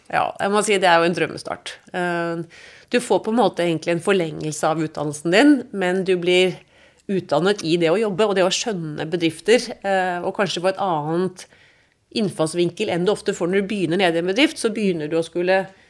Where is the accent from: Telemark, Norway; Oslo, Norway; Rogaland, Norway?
Oslo, Norway; also born or lived in London / Munich; nå skal vi flytte der vi skal være så lenge Ida går på skolen, og da også lillesøster Vibeke. Og det ble Oslo